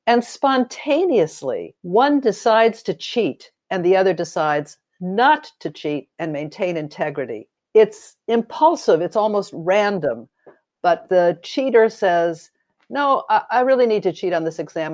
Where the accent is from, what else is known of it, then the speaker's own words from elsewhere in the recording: Los Angeles, California, United States; I grew up in Los Angeles during the time of, uh, McCarthy and the Blacklist